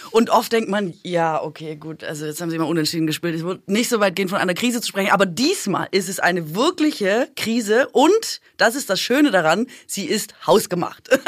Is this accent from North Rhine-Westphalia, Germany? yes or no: no; Swabia, Baden-Württemberg, Germany; ich komme aus Schwaben